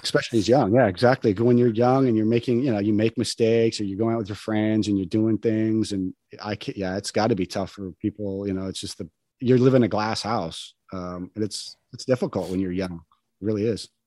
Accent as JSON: {"language": "English", "region": "New Mexico", "country": "United States", "tie": "born or raised there", "also_born_or_lived": "Wyoming / Los Angeles", "moved": "yes", "said": "I grew up in the country in New Me"}